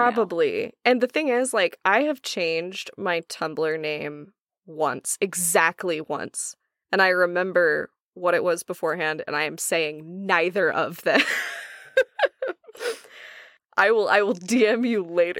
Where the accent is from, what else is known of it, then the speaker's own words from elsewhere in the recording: Oklahoma, United States; I am from Oklahoma